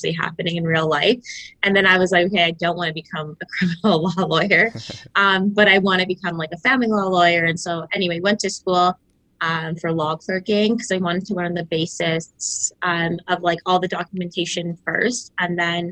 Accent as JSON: {"language": "English", "town": "Markham", "region": "Ontario", "country": "Canada", "tie": "born or raised there", "said": "I grew up in Toronto, or I'd say like Markham, Ontario, smaller town"}